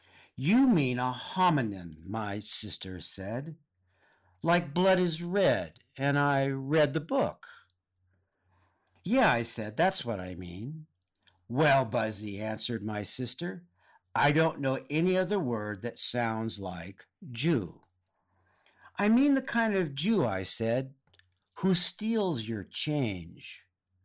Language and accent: English; California, United States; I grew up in Southern California, but both of my parents grew up on the East Coast.